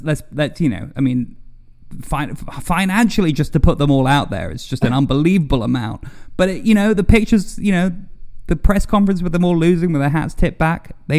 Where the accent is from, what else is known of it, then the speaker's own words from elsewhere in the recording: United Kingdom; also born or lived in United States; because I'm British, I'm American, I have an affinity for British golfers, English golfers, European golfers